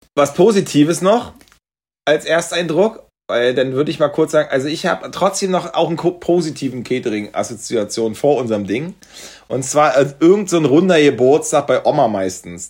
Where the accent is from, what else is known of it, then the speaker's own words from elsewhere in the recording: East Germany, Germany; dass ich als Ossi hier was zu sagen habe